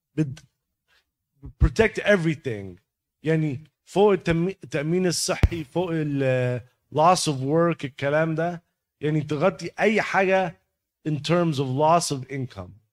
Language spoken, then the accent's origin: Arabic; Egypt; moved away; احنا طبعا ك كمصريين